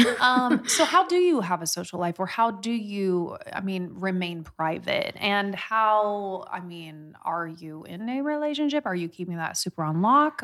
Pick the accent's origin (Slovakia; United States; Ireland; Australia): United States; Midwest, Indiana; I'm from the Midwest